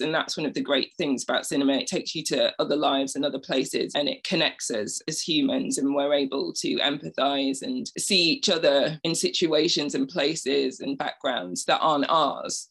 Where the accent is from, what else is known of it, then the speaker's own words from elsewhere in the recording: Bradford, Yorkshire and the Humber, United Kingdom; I grew up in a very working class area of Bradford on a council estate.